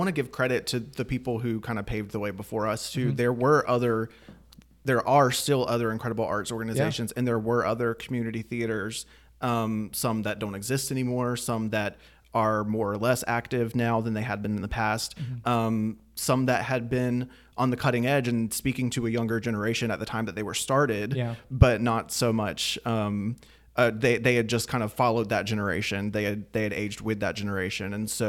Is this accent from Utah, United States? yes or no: no; Anderson, South Carolina, United States; I'm also from Anderson.